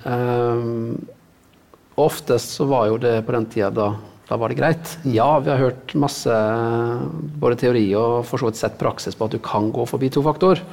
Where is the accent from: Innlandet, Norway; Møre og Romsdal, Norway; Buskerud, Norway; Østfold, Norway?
Møre og Romsdal, Norway; Sunnmøre; der jeg vokste opp, i havgapet. På Sunnmøre.